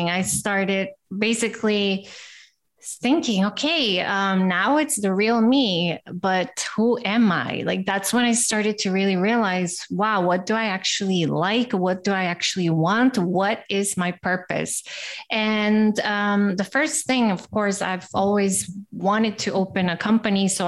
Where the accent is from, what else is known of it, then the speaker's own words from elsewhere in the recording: Costa Rica; also born or lived in Brazil; now in Amsterdam, Netherlands; uh, I am from Costa Rica and I lived in Brazil.